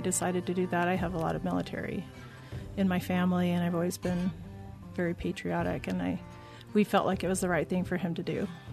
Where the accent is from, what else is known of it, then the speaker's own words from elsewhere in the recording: Southern California, United States; moved away as an adult; now in Utah, United States; I grew up in Southern California.